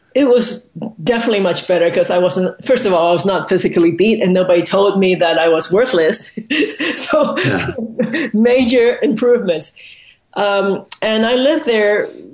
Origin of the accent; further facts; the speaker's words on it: Hong Kong; I was born in Hong Kong